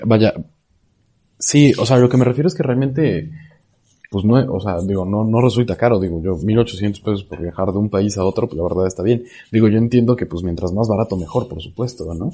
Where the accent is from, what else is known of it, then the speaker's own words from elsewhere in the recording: Puebla, Mexico; now in San Luis Potosí, Mexico; yo vivo en San Luis Potosí, eh, soy de Puebla